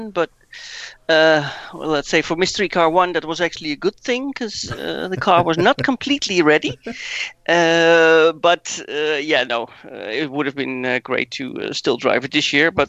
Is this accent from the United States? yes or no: no; Netherlands; now in Wiesbaden, Germany; I'm 41, living in uh, Wiesbaden in Germany, but still Dutch.